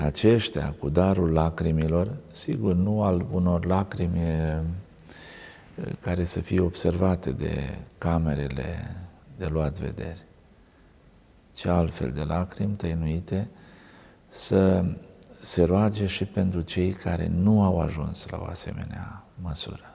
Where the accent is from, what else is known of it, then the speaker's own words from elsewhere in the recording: Romania; oamenii din satul meu, natal